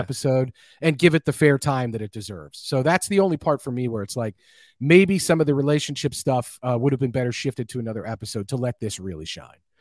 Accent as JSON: {"language": "English", "country": "United States", "said": "as an American"}